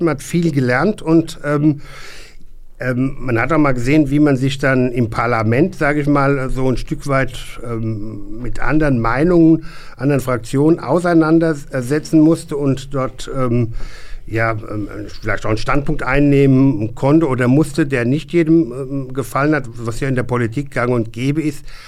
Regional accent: Hesse, Germany; als Hesse

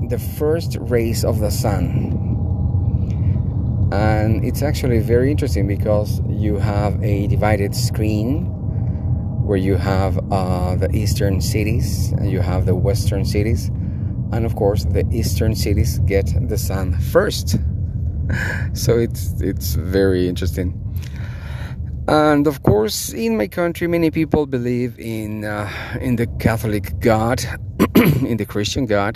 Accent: Bolivia; I live and I am from Bolivia

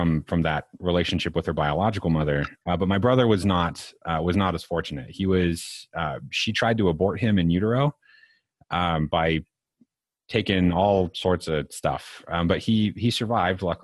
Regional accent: Lyon County, Nevada, United States; I grew up in Lyon County, which is one of the only two counties in the state that allows legalized prostitution.

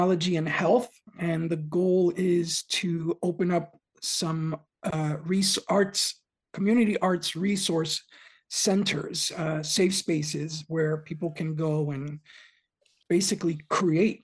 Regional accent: New York, United States; Growing up in New York, you eat a lot of kind of what we call dirty water dogs

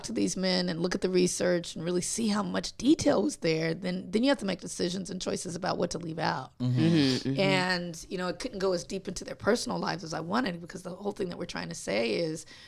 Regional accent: Compton, California, United States; I grew up in Compton on the West Coast.

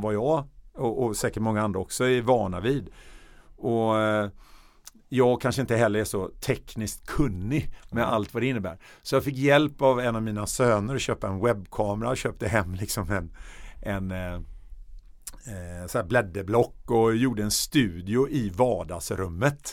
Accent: Stockholm, Stockholm County, Sweden; also born or lived in Gothenburg; där växte jag upp eh, i en söderförort i Högdalen mellan jag var 8 år till jag var 20.

